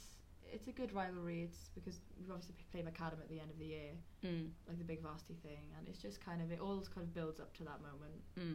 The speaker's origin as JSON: {"language": "English", "area": "Welsh", "region": "Wales", "country": "United Kingdom", "said": "I'm Welsh"}